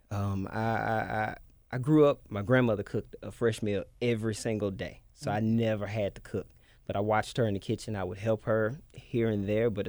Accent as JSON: {"language": "English", "town": "Memphis", "region": "Tennessee", "country": "United States", "tie": "born or raised there", "said": "Orange Mound, Tennessee. That's where so I'm from."}